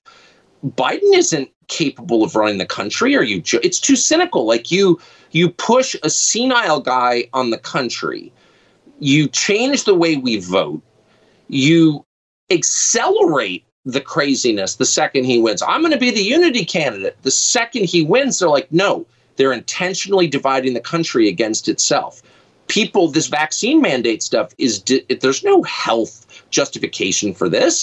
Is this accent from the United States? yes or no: yes; Southern California, United States; I'm from Southern California